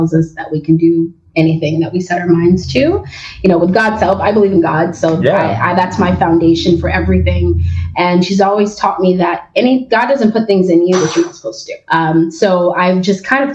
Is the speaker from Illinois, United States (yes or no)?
yes; Oak Park, Illinois, United States; I was born in Oak Park, Illinois